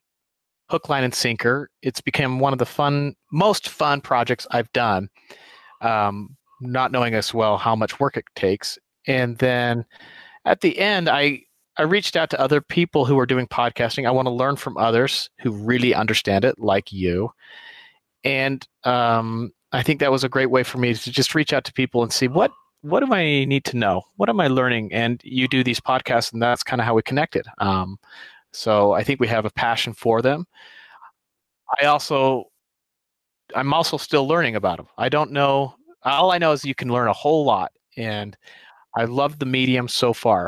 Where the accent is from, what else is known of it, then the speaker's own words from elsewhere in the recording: Holladay, Utah, United States; also born or lived in Richmond, Virginia; I am from a little town just outside of Salt Lake City called Holiday, Utah. Born and raised until about 12, and then I moved with my family to Richmond, Virginia